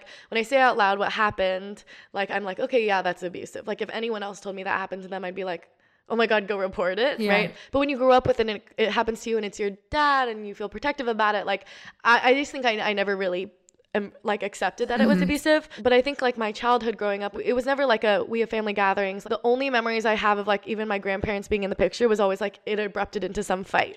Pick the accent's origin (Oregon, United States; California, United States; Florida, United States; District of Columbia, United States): Oregon, United States; Portland; also born or lived in New York; growing up in New York and then Portland, Oregon, which is the whitest major city in yeah. the United States